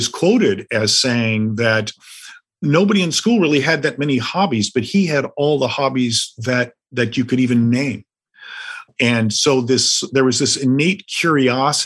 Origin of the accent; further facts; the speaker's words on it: the American West, United States; I'm from the West